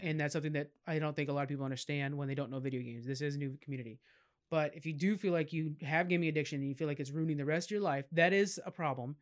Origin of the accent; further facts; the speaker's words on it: California, United States; I'm from California